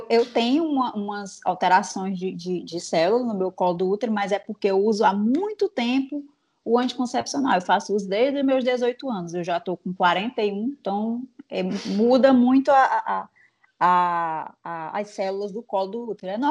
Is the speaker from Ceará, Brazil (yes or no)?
yes; Fortaleza, Ceará, Brazil; eu sou de Fortaleza, Ceará